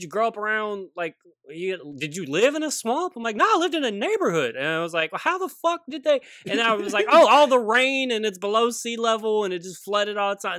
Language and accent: English; Baton Rouge, Louisiana, United States; moved away as an adult; also born or lived in Washington State; now in Seattle, United States; I'm from Louisiana because people hear me, you know what I'm saying? And and I'm always just like identify, like I'll tell a story and be like, you know, I'm from Baton Rouge